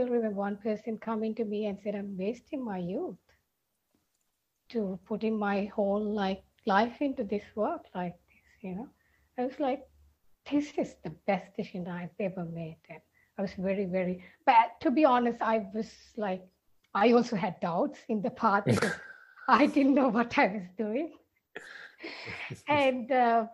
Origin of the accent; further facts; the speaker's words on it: Sri Lanka; I am from Sri Lanka